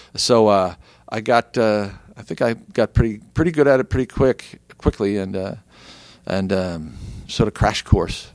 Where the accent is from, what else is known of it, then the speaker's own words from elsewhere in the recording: New Jersey, United States; also born or lived in Philadelphia; I grew up in South Jersey, right across the river from Philadelphia